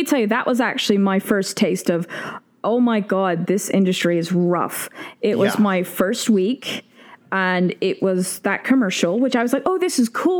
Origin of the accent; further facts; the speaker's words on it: Great Plains, United States; also born or lived in Tacoma, Washington / Oklahoma / Kansas / Texas; I was born in Tacoma, Washington, because my dad was stationed at Fort Lewis. Then I moved, and as a kid, I lived in Oklahoma, Kansas, Texas, all over the place, kind of in the central states, the plain states.